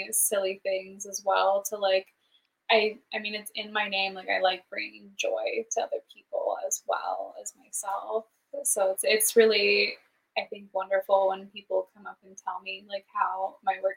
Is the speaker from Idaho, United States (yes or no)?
yes; Idaho, United States; moved away as an adult; now in Seattle, United States; I'm like, from Idaho.